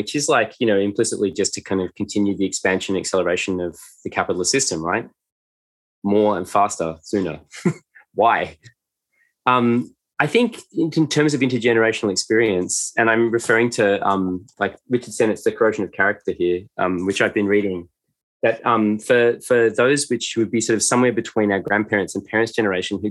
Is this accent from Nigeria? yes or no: no; Australia; upper middle class white kids growing up in Australia